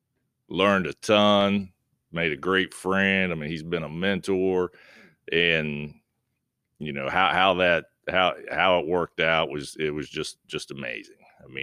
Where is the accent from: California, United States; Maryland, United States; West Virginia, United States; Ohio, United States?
West Virginia, United States; Point Pleasant; Well, I grew up in Point Pleasant, West Virginia, played high school basketball there